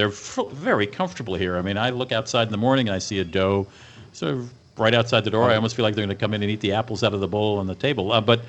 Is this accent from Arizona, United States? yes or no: no; Hudson Valley, upstate New York, United States; moved away as an adult; also born or lived in Manhattan; now in California, United States; I grew up in the Hudson Valley in upstate New York.